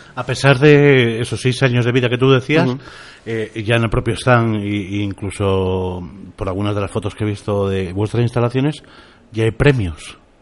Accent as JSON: {"language": "Spanish", "town": "Bilbao", "region": "Basque Country", "country": "Spain", "said": "soy de Bilbao"}